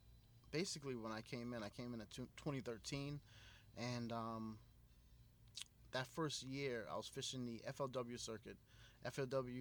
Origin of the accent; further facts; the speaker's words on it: Riverhead, New York, United States; growing up in Riverhead